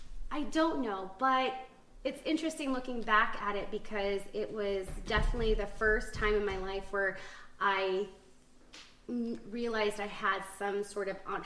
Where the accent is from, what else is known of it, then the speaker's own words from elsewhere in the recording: Eagle River, Alaska, United States; also born or lived in Belleville, Illinois; I wasn't born in Alaska, but I came here when I was 2. So okay. I've been raised here.